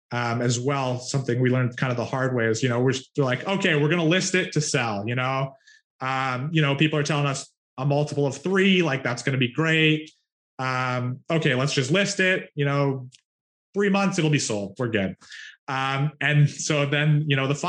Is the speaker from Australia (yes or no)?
no; Canada; I'm Canadian